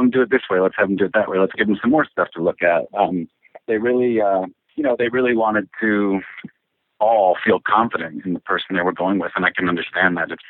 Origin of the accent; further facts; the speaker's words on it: Woodhaven, Michigan, United States; moved away as an adult; also born or lived in Washington State; I grew up in Michigan. Uh, I'm originally from Woodhaven, Michigan, yeah, which is sort of the known as the Downriver